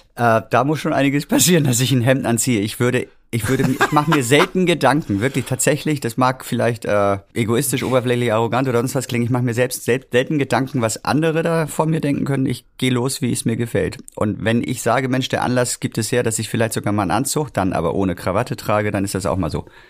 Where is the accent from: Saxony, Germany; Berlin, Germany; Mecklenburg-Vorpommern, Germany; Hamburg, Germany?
Hamburg, Germany; moved away as an adult; also born or lived in Winterhude, Hamburg; Ich komme wirklich mitten aus der Stadt. Ich bin in Roterbaum, Havestehude groß geworden